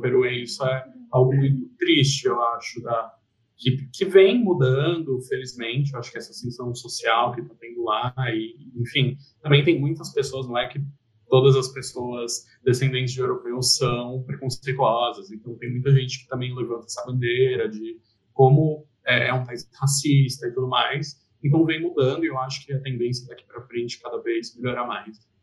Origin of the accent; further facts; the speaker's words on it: São Paulo, Brazil; also born or lived in Lima; eu que sou de São Paulo